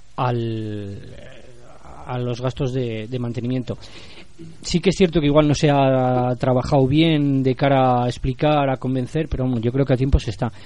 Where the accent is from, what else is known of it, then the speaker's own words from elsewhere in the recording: Santoyo, Castile and León, Spain; yo soy de Santoyo